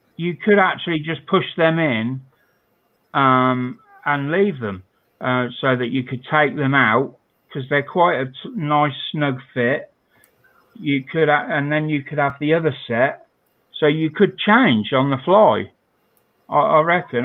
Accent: United Kingdom; I'm British

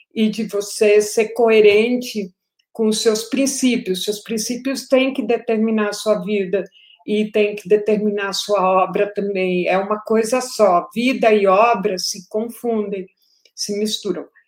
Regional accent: Colombia; moved away as an adult; also born or lived in Paris, France; now in Brazil; eu cresci na Colômbia

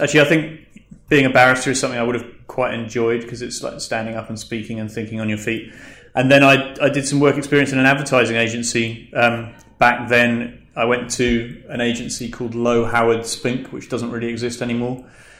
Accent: London, United Kingdom; born there; also born or lived in Scotland; I was born in London. My parents moved around the country a bit. I went to university in Scotland.

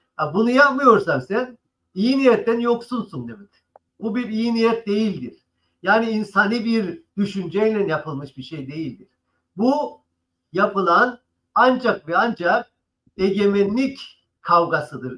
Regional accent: Cyprus; biz de Kıbrıslılar olarak

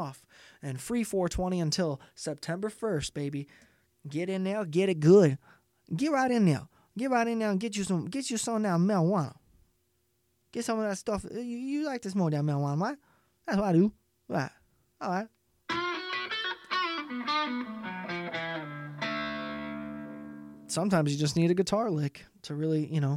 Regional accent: Indiana, United States; I am from Indiana.

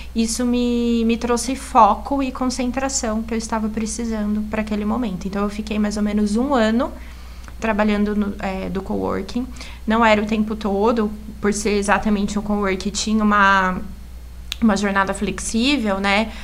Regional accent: Assis, São Paulo, Brazil; moved away as an adult; now in Indaiatuba, Brazil; Eu sou de Assis, mas eu fui fazer faculdade em São Paulo

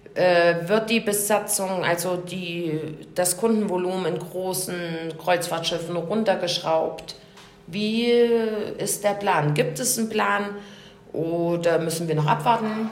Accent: Germany; wir als Deutsche

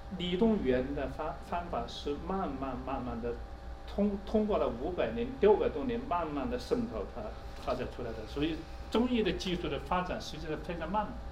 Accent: China; 我们中国人

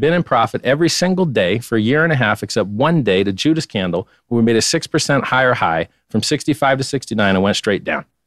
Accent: Fort Lauderdale, Florida, United States; I'm from Fort Lauderdale, about 20 minutes north of Miami.

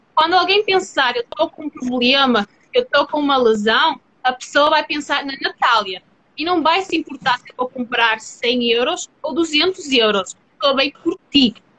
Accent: Portugal; eu sou portuguesa

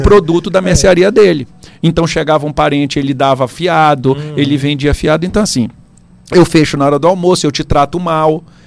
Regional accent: Pará, Brazil; Eu sou paraense, né? E gosto muito é, dessa região.

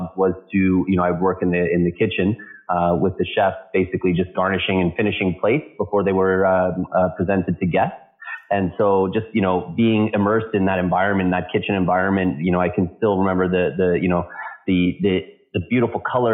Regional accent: London, Ontario, Canada; now in Toronto, Canada; I started bartending in a small cigar bar in my hometown in London, Ontario, here in Canada

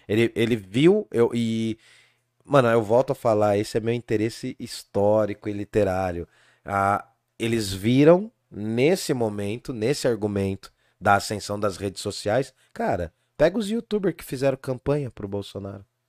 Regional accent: Brazil; also born or lived in Jundiaí; nós, como brasileiros

